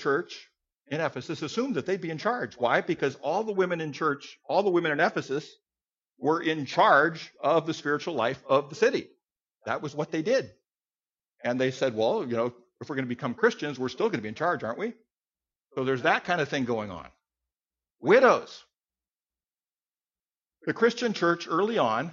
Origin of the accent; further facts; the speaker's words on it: United States; I'm an American guy